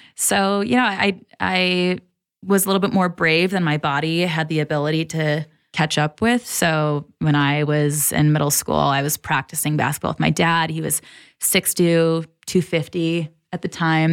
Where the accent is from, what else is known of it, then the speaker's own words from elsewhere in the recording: Troy, Michigan, United States; moved away as an adult; also born or lived in San Diego, California / Kailua-Kona, Hawaii; now in Colorado, United States; I grew up in Michigan, about an hour outside of Detroit. and spent probably until I was twenty-one or twenty-two there. So, Midwest, born and raised.